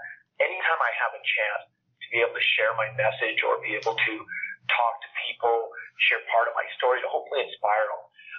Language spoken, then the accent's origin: English; Alberta, Canada; when I was growing up, I'm from Canada. I live in a province called Alberta. And here we are very, very oil rich